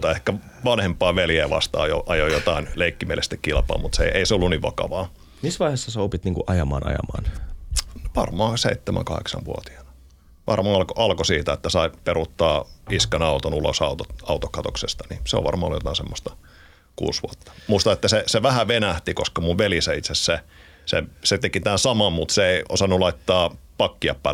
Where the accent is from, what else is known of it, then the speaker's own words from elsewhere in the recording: Porvoo, Uusimaa, Finland; now in Helsinki, Finland; Mä tulin Porvosta, Porvosta ja mä, mä oon ylpeästi porvoolainen.